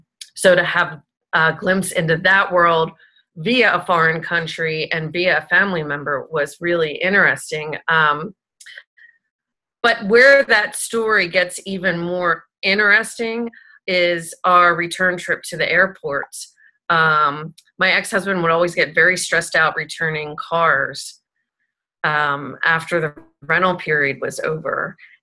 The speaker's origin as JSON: {"language": "English", "country": "Italy", "said": "So I was on that trip with my ex-husband, and I'm Italian, and I'm from Italy, so it was a really special experience."}